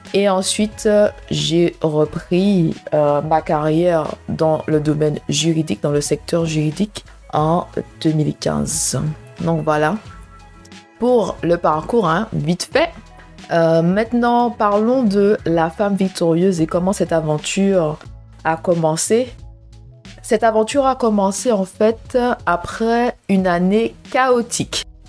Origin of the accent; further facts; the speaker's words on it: Martinique; moved away as an adult; also born or lived in Marseille; now in London, United Kingdom; je suis une Martiniquaise qui vit à Londres. J'insiste sur je suis une Martiniquaise